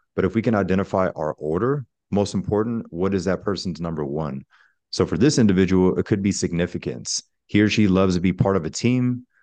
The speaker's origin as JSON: {"language": "English", "town": "Pensacola", "region": "Florida", "country": "United States", "said": "I'm originally from Pensacola, Florida, which is the Panhandle"}